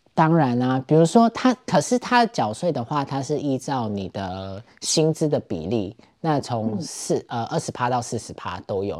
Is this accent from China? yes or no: no; Taiwan; moved away as an adult; now in Berlin, Germany; 我这种就是从台湾来的人